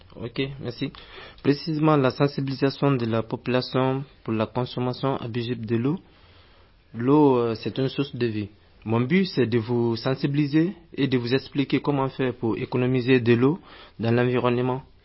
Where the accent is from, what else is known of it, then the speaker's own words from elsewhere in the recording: Guinea; now in France; en Guinée, mon pays natal